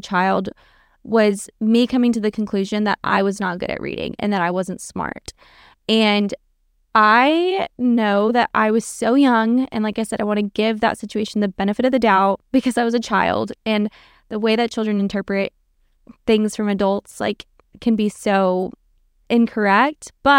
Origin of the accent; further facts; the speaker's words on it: Norway; also born or lived in Texas, United States; For backstory, I was born in Texas, but my family actually moved us to Norway when I was like in kindergarten into first grade.